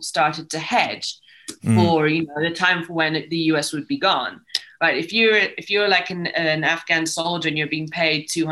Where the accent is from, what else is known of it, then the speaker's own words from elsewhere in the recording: Rome, Lazio, Italy; moved away as an adult; coming as I did from Italy, I came from Rome, a very boring place to grow up